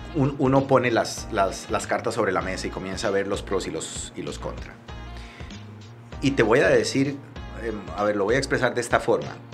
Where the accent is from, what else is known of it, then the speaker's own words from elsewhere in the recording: Liberia, Guanacaste, Costa Rica; moved away as an adult; also born or lived in San José, Costa Rica; yo soy de Liberia, Mi papá trabajaba en el hospital de Liberia, mi mamá era maestra de kinder